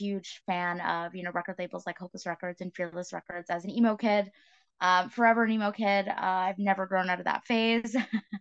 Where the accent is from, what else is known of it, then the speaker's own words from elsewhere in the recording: New Brunswick, Canada; moved away as an adult; now in Toronto, Canada; I grew up in New Brunswick and made my way into Toronto